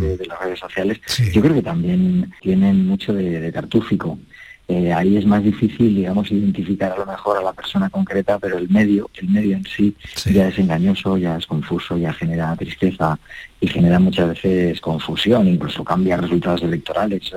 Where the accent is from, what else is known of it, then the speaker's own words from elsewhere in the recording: Logroño, La Rioja, Spain; moved away; en mi tierra, donde nací, en Logroño